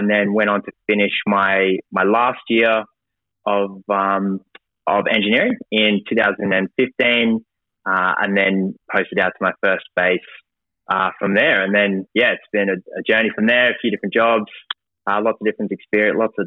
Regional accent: Brisbane, Queensland, Australia; I grew up in Brisbane, went to school in the Redlands

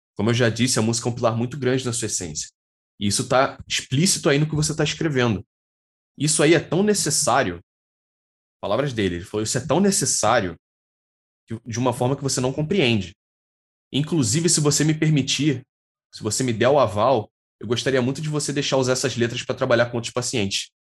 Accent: Rio de Janeiro, Brazil; eu nasci na zona oeste do Rio de Janeiro, aqui em Jacarepaguá. Eu sou da Taquara, atualmente. Moro aqui já desde pequenininho

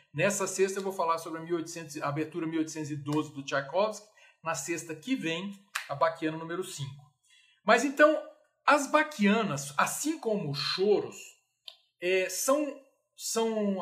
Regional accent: Brasília, Federal District, Brazil; eu sou brasiliense e eu adoro Brasília. Eu sou da primeira geração da transição, né? Eu nasci em 67

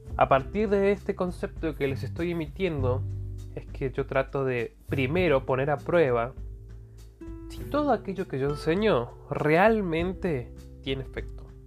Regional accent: Argentina; Yo soy de Argentina

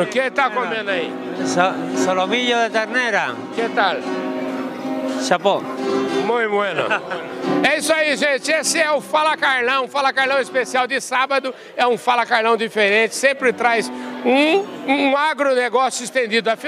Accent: Mato Grosso, Brazil; Eu vim do Mato Grosso.

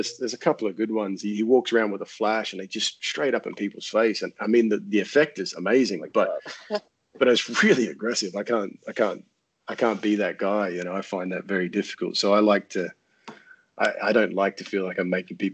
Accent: Australia; now in France; I'm Australian

